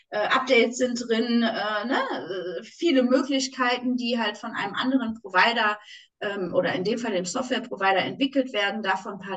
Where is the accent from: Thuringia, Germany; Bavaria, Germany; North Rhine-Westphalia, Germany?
North Rhine-Westphalia, Germany; Düsseldorf; und du merkst, ich bin Düsseldorferin, wenn ich da einmal in meinem Flow bin